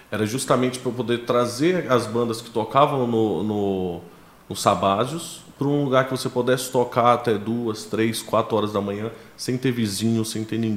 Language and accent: Portuguese; Ceilândia, Federal District, Brazil; born there; Cara, eu nasci em Brasília